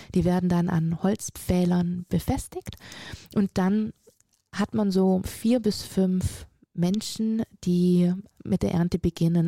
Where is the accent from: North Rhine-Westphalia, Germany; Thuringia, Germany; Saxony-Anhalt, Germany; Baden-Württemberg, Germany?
Baden-Württemberg, Germany; Friedrichshafen; also born or lived in Auletta, Italy; Und somit bin ich tatsächlich in Deutschland groß geworden, habe meine ganze Ausbildung hier genießen dürfen